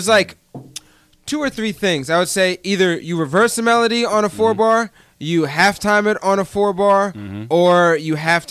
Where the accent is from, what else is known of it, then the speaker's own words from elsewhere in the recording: Delaware, United States; moved away as an adult; now in Boston, United States; I'm from Delaware, not Detroit, not anywhere